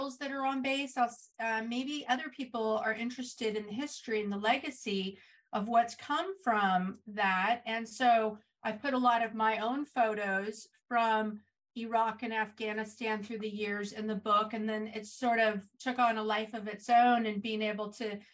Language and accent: English; Santa Rosa, California, United States; I was born and raised in Northern California in a town called Santa Rosa, which is in Sonoma County